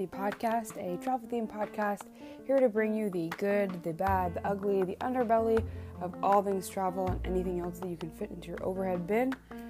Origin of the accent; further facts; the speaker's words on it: New Jersey, United States; also born or lived in Florida; I am from New Jersey. I lived in Florida for 4 years for college, and eventually this past summer of July 2019, I had to pack up my Honda CR-V and make the move back to New Jersey to live with my parents.